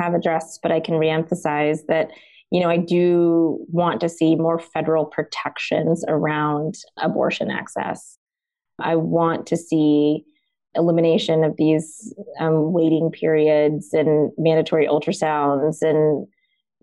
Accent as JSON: {"language": "English", "region": "Deep South", "country": "United States", "tie": "born or raised there", "said": "I was born in the United States in the Deep South, actually."}